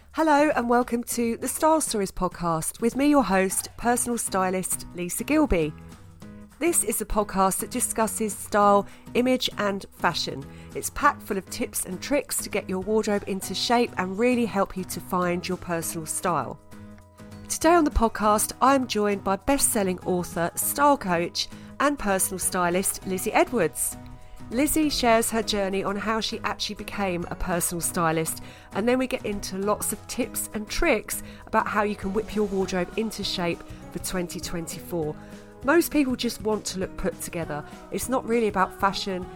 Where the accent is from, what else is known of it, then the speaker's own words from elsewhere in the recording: Essex, East of England, United Kingdom; accent: Essex; I was paranoid about my Essex accent and everyone else was posh, double-barreled, with signet rings in Coots Bank, and I was this Essex girl